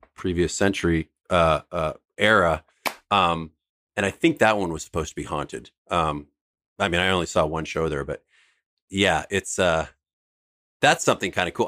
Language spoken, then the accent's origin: English; San Francisco, California, United States; we grew up in San Francisco